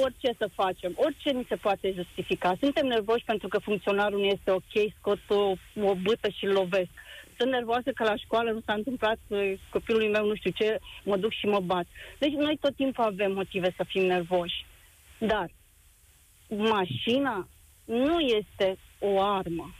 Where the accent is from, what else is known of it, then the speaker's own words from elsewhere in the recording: Romania; noi ca români